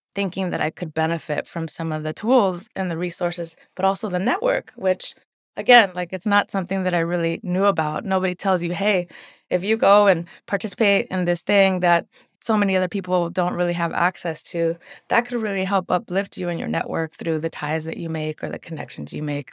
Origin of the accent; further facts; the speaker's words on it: San Francisco, California, United States; growing up in the Mission